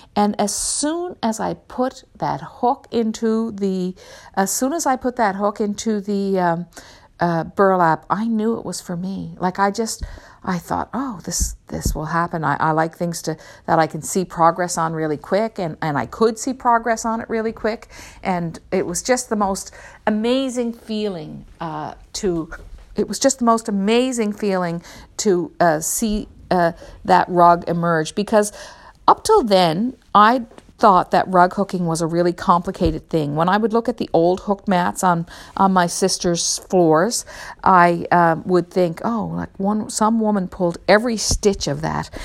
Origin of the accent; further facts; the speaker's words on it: Newfoundland and Labrador, Canada; I grew up in Newfoundland myself